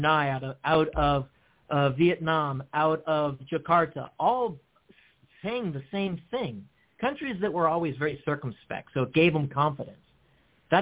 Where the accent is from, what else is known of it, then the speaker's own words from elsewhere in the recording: Guam; moved away; in my formative years, I grew up in Guam